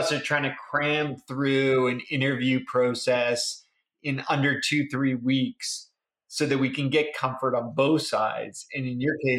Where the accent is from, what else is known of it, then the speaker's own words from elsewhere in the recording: Canada; I'm a Canadian too